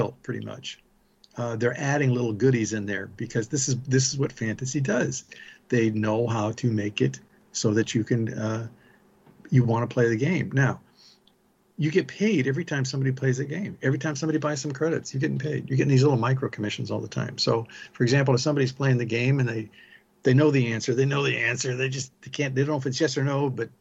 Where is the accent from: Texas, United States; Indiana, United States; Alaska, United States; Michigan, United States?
Indiana, United States; South Bend; I grew up in South Bend, Indiana